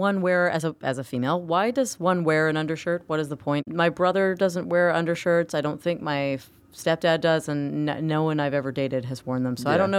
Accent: Florida, United States; moved away; because I grew up in Florida.

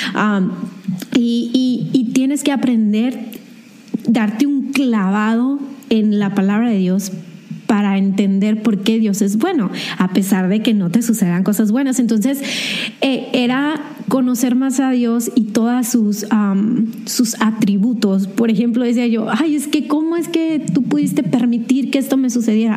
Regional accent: Hermosillo, Sonora, Mexico; also born or lived in Mexicali; yo nací en Mexicali, pero solo viví un año y me regresé aquí a Hermosillo

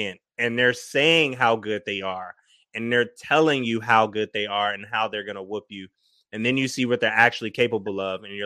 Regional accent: Minnesota, United States; moved away; also born or lived in Detroit; I'm from Minnesota

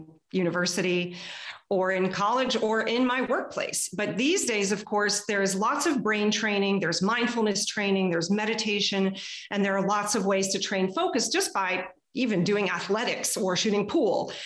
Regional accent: Texas, United States; now in Canada; I was growing up in Texas

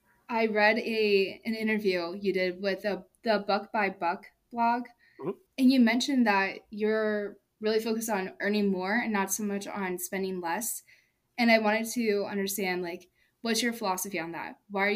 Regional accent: Cincinnati, Ohio, United States; now in Columbus, United States; So I live in Columbus right now, but I'm from Cincinnati

